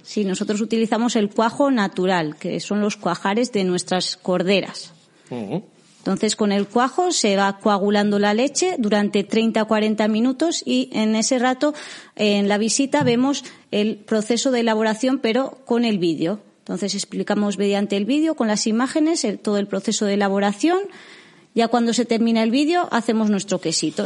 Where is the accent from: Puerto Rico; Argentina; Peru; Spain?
Spain; Cerain, Basque Country; yo soy de Cerain